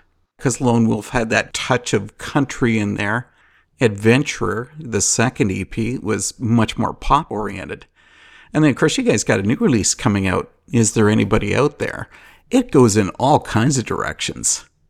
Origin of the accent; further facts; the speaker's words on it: Canada; here I am, a Canadian.